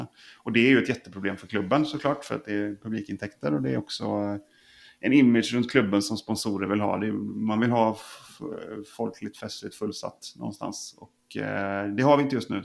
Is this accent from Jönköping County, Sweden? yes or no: no; Ulricehamn, Västra Götaland, Sweden; Det är min, min födelseort